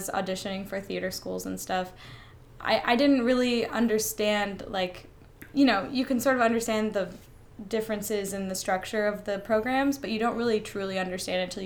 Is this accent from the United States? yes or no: yes; Fayetteville, Georgia, United States; I'm originally from Fayetteville, Georgia